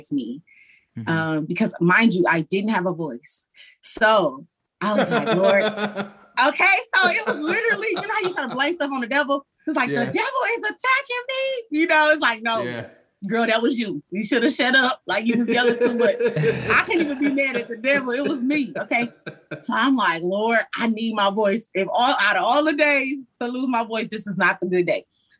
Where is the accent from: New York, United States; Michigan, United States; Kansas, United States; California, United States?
Michigan, United States; Detroit; moved away as an adult; now in Atlanta, United States; I'm from Detroit, East Side